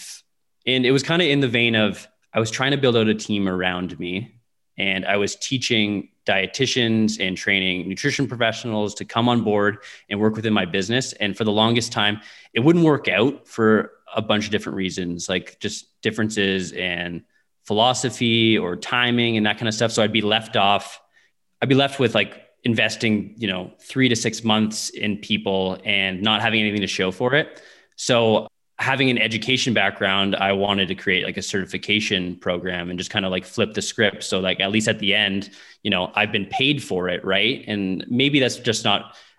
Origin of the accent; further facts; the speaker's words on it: Windsor, Ontario, Canada; now in Saskatoon, Canada; I grew up in Windsor, Ontario, which is really close to Detroit